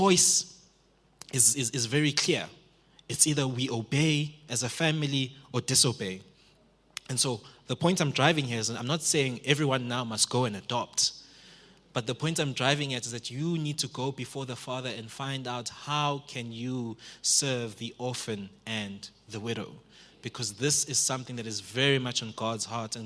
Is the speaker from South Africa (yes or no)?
yes; Springs, Gauteng, South Africa; I come from Springs